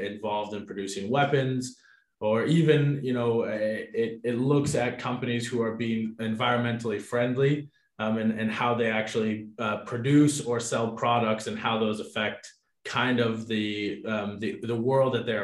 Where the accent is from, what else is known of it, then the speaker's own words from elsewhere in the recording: United States; now in Switzerland; as an American